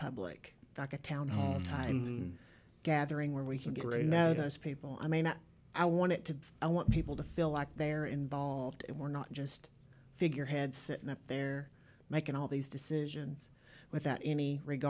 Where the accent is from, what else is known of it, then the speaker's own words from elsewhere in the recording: Springdale, Arkansas, United States; I was born and raised in Springdale.